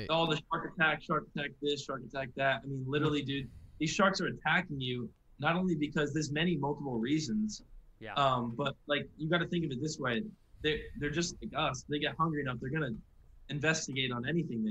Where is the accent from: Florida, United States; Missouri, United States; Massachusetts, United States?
Florida, United States; Jupiter; also born or lived in Long Island, New York; I was born in New York, and then my dad actually got a job in West Palm, which is obviously where we live in Jupiter, Florida now